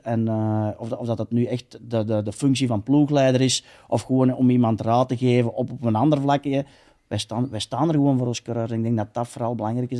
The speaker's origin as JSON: {"language": "Dutch", "country": "Belgium"}